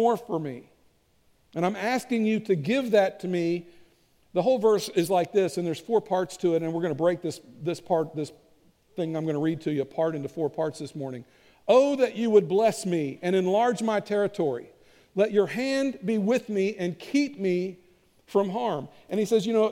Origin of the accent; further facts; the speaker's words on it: Kentucky, United States; I'm from Kentucky